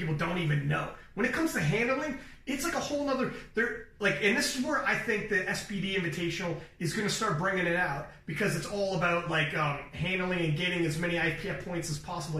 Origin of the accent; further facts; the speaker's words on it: Toronto, Ontario, Canada; I'm from Toronto